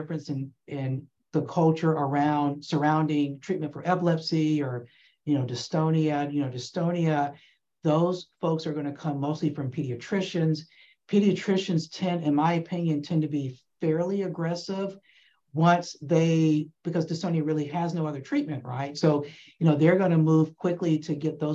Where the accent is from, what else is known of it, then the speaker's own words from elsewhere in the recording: Atlanta, Georgia, United States; I'm actually from Atlanta. I grew up in Atlanta